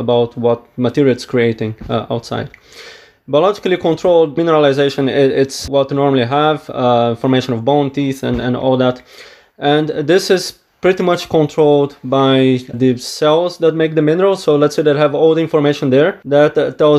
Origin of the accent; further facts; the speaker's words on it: Brazil; now in Edinburgh, United Kingdom; I am originally from Brazil